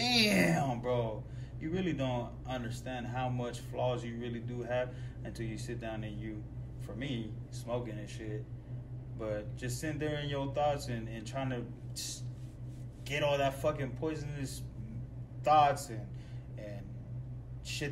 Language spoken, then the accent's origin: English; United States; we as American people